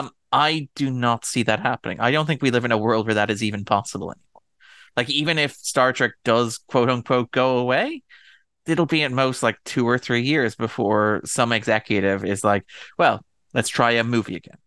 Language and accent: English; Ireland; I'm Irish